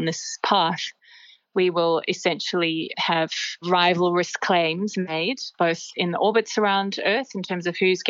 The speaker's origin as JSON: {"language": "English", "country": "Australia", "said": "as Australian citizens"}